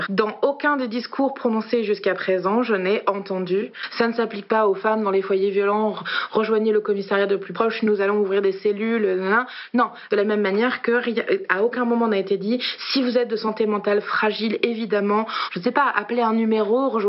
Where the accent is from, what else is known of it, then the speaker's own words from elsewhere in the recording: Paris, Île-de-France, France; also born or lived in Argenton-sur-Creuse; je suis en confinement actuellement à Argenton-sur-Creuse, mais il faut savoir qu'à la base, moi, je suis parisienne et que j'ai quitté la région parisienne euh, lundi pour juste pas être seule.